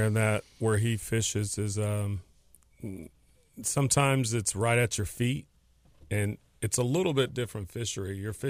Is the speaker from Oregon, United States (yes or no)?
no; Jacksonville, Florida, United States; You know, I'm from Jacksonville, Florida.